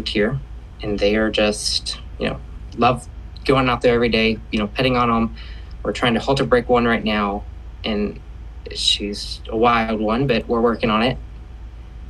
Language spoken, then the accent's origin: English; Shawnee-Tecumseh area, Oklahoma, United States; I am from the Shawnee-Tecumseh area in Oklahoma.